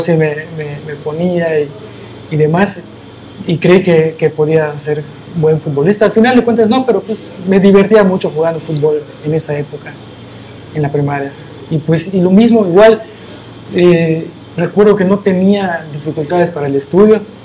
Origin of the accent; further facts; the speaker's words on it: Mérida, Yucatán, Mexico; yo nazco en la ciudad de Mérida